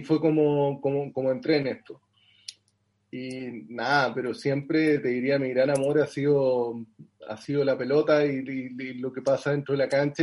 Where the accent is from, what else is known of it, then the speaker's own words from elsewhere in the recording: Los Ángeles, Biobío, Chile; also born or lived in Concepción, Chile; yo nací en el sur de Chile, bueno, en realidad no, no, no es tan al sur, en, una ciudad que se llama Concepción, pero viví toda mi infancia en Los Ángeles, que queda muy cerca